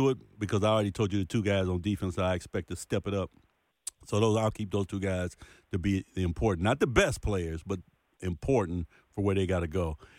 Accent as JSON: {"language": "English", "region": "Missouri", "country": "United States", "said": "I'm from Missouri. Show me state."}